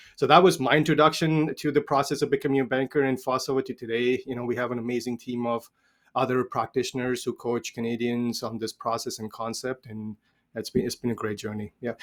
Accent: India; I was age thirteen, grew up in India, born and raised in India.

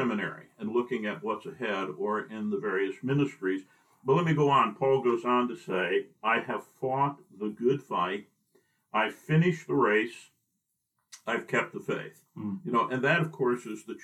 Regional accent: Binghamton, New York, United States; moved away as an adult; also born or lived in Carrollton, Ohio; I was born in New York State, central New York State, in the Binghamton area, and born into a Christian family

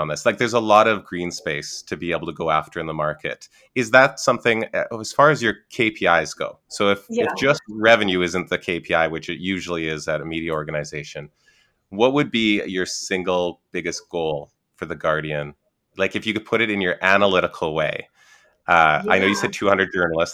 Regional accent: Canada; I'm Canadian

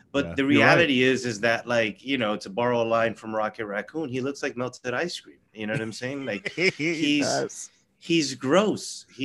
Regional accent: Florida, United States; I can think of one right off the top of my head mm-hmm. right now, which is my home state, Florida.

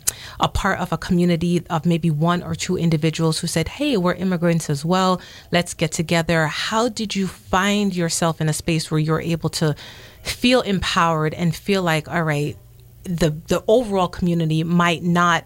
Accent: New York City, New York, United States; born or raised there; also born or lived in Jamaica

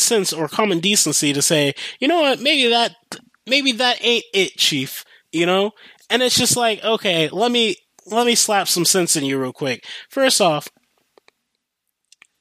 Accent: United States; I grew up in America

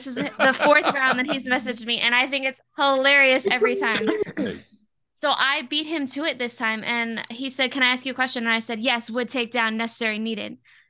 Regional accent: Florida, United States; Like, I'm from Florida, bro. You don't mess with a Florida woman.

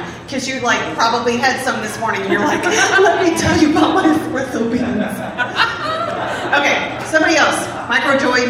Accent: Chicago, Illinois, United States; moved away; where I grew up originally in Chicago

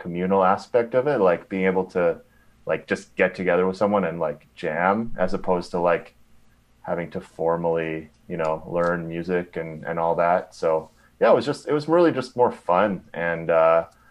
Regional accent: Winnipeg, Manitoba, Canada; I grew up in Winnipeg, grew up in the Wolseley area

